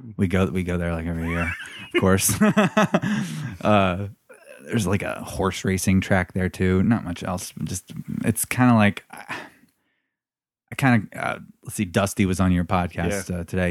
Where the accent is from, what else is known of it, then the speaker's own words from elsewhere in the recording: Anderson, Indiana, United States; I was born in Anderson, Indiana.